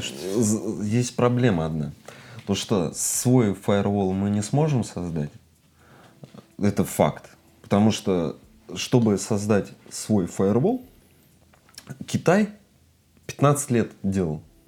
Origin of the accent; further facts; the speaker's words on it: Russia